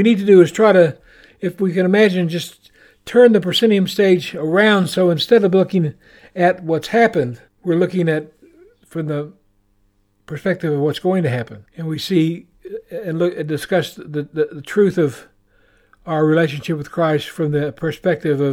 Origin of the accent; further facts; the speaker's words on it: Oklahoma, United States; moved away as an adult; now in New Zealand; I'm from Oklahoma